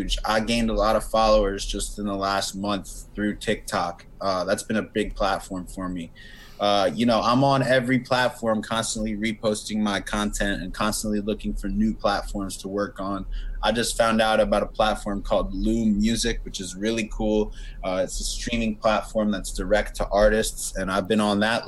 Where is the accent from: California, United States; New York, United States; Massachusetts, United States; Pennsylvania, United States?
Pennsylvania, United States; Philadelphia; I am still here in Philly. I'm from Philly. Haven't moved